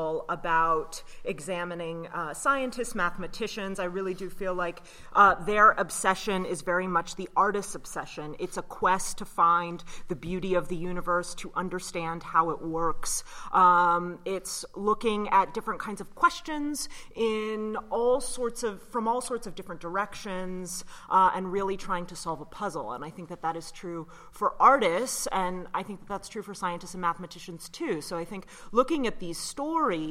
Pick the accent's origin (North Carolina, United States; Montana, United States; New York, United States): North Carolina, United States; Raleigh; I grew up in Raleigh, North Carolina